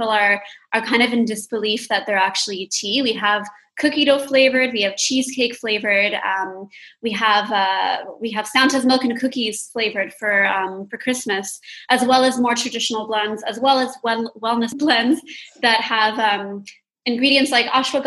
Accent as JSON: {"language": "English", "region": "Dubai", "country": "United Arab Emirates", "tie": "born or raised there", "said": "when I was growing up in Dubai"}